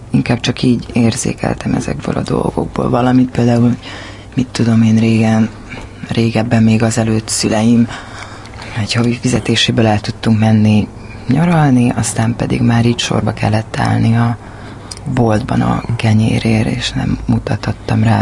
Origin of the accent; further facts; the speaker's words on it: Hungary; Igen, ott születtem 31 évvel ezelőtt. Aztán ö, oda jártam általános iskolába.